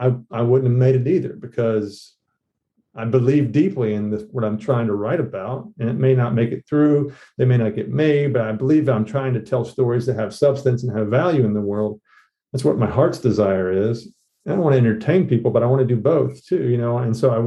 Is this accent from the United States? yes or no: yes; the South, United States; But as a Southerner, Flannery, just her works penetrated me